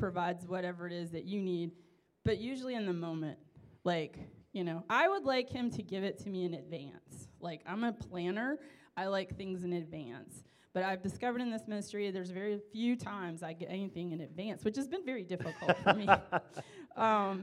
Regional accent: United States; being American

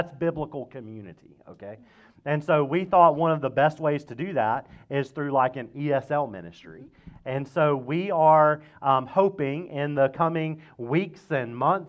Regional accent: Mississippi, United States; Yeah, that's right. I'm from Mississippi.

